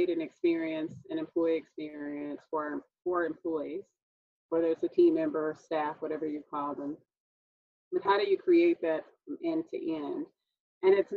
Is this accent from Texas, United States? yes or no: yes; Texas, United States; I'm a native Texan, also known as a Southerner